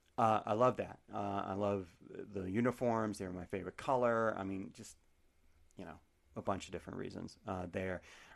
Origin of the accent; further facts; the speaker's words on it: Cincinnati, Ohio, United States; The Bengals were very good when I was growing up in Cincy, so I became a Cowboys fan.